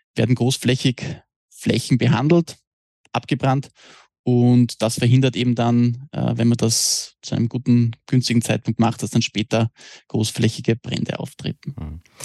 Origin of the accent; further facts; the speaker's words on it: Austria; bei uns in Österreich